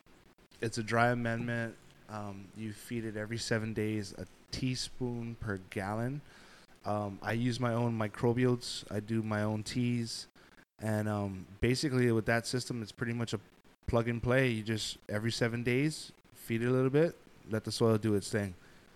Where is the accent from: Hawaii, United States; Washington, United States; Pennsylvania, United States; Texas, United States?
Hawaii, United States; I'm Hawaiian.